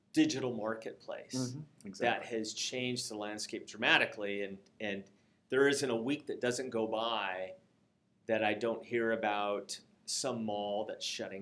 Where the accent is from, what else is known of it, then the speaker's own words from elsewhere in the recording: Seattle, Washington, United States; When I grew up in Seattle